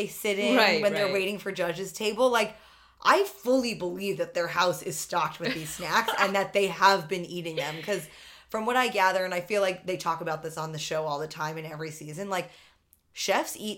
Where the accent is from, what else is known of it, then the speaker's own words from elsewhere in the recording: New York City, New York, United States; growing up in New York City